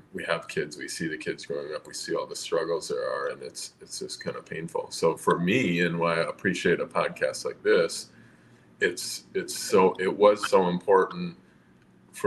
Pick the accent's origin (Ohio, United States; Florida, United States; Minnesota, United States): Minnesota, United States; southern; also born or lived in East Coast; I grew up here in southern Minnesota, mostly. I'm in the metro area now, but I'm from the East Coast originally